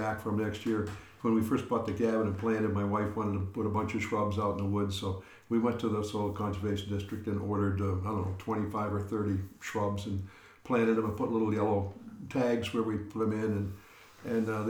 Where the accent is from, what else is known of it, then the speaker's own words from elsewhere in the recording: Boston, Massachusetts, United States; moved away; I grew up in the Boston area